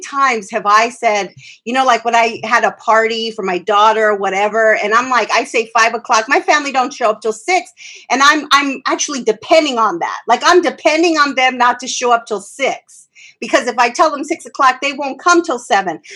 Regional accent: Phoenix, Arizona, United States; I grew up in South Phoenix and um, most of my time in South Phoenix

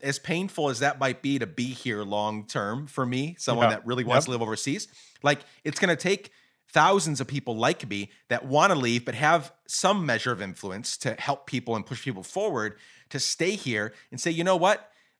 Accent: Guatemala; also born or lived in Rochester, United States; I grew up in Guatemala. I've lived, I was born in New York, Rochester, New York, right down the road from Ithaca.

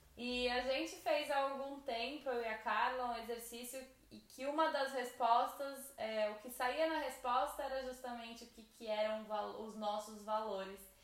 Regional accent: São Paulo, Brazil; moved away

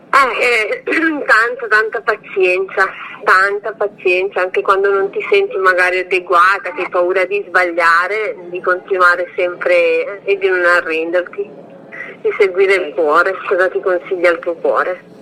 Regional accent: Domodossola, Piedmont, Italy; born there; Allora, sono nata a Domodossola, sono del 75, sono nata il 9 agosto del 75 e sono mamma di un bimbo di 13 anni.

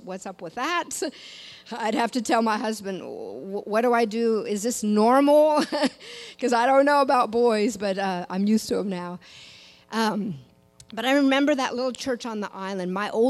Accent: Washington, United States; now in Louisiana, United States; I did not grow up in Louisiana. Some of you maybe can tell that by my accent. I still have people say, where are you from?

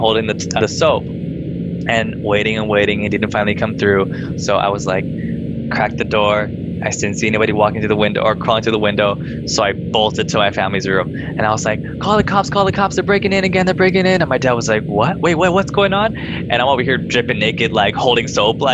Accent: Rancho Cucamonga, California, United States; I grew up in Rancho Cucamonga

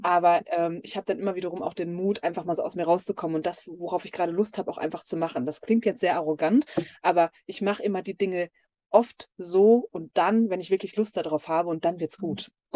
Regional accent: near Dortmund, North Rhine-Westphalia, Germany; ich komme gebürtig aus Nordrhein-Westfalen und da ist auch noch mein Elternhaus bei Dortmund.

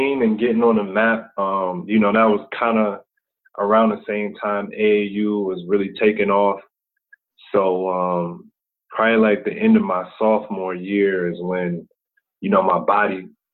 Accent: Akron, Ohio, United States; now in Atlanta, United States; I'm from Akron, Ohio. Also spent some time in some other cities in Ohio. But, for the most part, it's been Akron

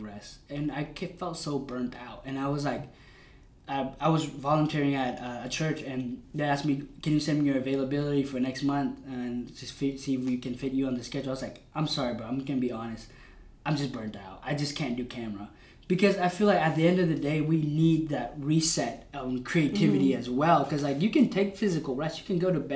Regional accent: United States; we're Asians, but also we were kind of raised here.

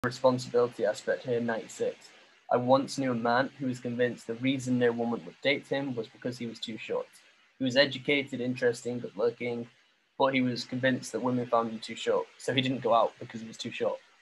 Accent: England, United Kingdom; now in Vietnam; I'm still from England

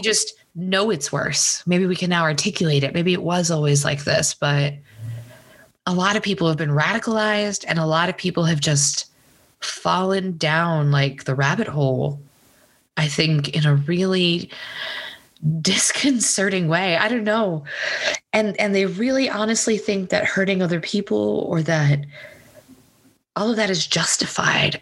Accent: Texas, United States; I grew up in Texas

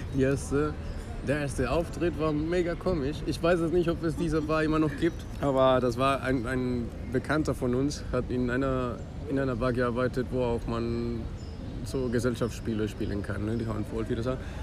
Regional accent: Colombia; German is a second language; moved away as an adult; now in Bonn, Germany; ich komme aus Kolumbien. Ich bin in Kolumbien aufgewachsen und ich bin nach Deutschland gekommen, erstmal um Deutsch zu lernen.

